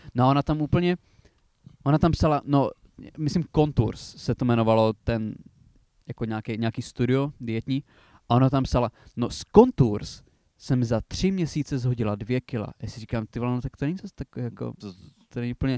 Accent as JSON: {"language": "Czech", "area": "Přerov area", "region": "Olomouc Region", "country": "Czechia", "said": "u nás na Přerovsku"}